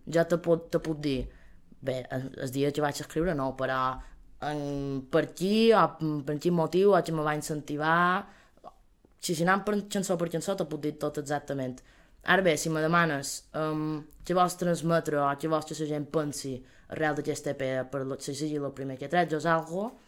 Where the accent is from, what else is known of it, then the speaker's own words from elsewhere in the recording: Manacor, Balearic Islands, Spain; som de Manacor, important que som de Manacor